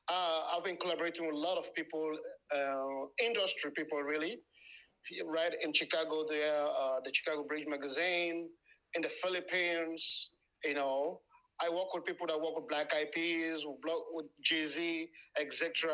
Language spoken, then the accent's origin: English; Sierra Leone; moved away as an adult; now in France; I'm from Sierra Leone, origin of Sierra Leone. I was born there, grew up there, and I live here. And, I left home like 24 years ago. Presently living in France.